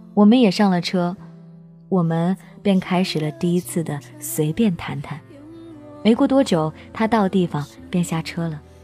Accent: Henan, China; 我是河南的

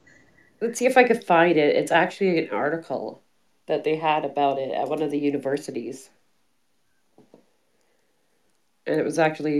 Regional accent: Vancouver, British Columbia, Canada; moved away; I'm from Vancouver

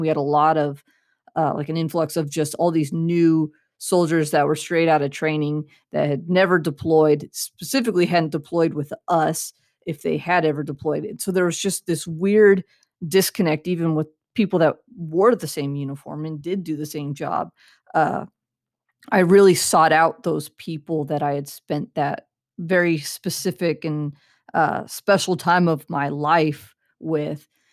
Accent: Central California, United States; I grew up in Central California

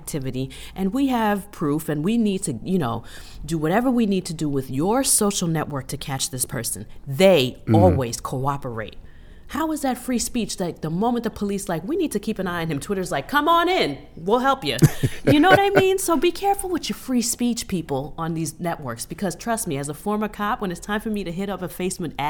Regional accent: United States; I grew up in America

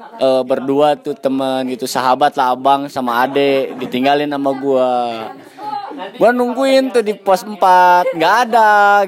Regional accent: Sukabumi, West Java, Indonesia; Saya berasal dari Sukabumi

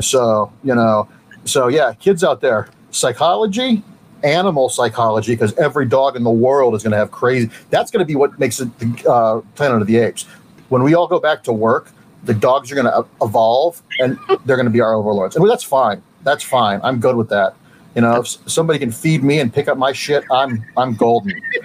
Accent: Mentor, Ohio, United States; I grew up in Mentor, Ohio, a suburb of Cleveland

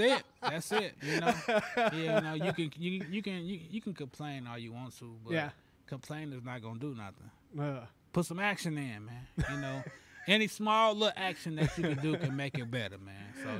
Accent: Carbondale, Illinois, United States; I growing up in Carbondale, man, we couldn't wait to get to the spec. I was born and raised in Tatum Heights, you know.

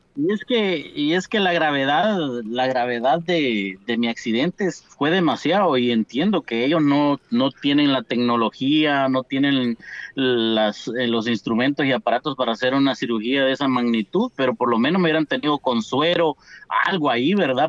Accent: Asunción Mita, Jutiapa, Guatemala; yo soy nacido en Asunción Mita, tengo familia en Asunción Mita por parte de mi papá

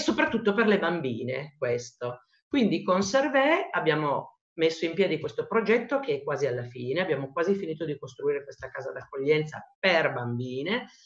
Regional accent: Italy; sono nata in Italia

